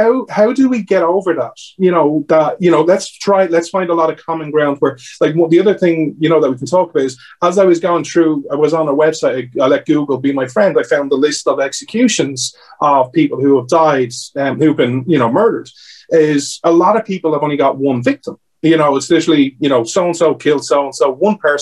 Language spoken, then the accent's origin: English; Ireland; I'm Irish